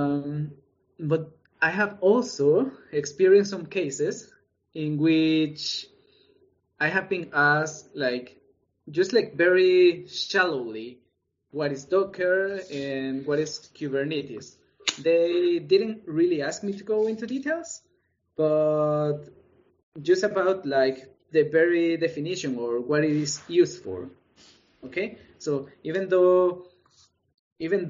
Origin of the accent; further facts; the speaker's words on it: El Salvador; moved away; And I come from El Salvador, from Latin America.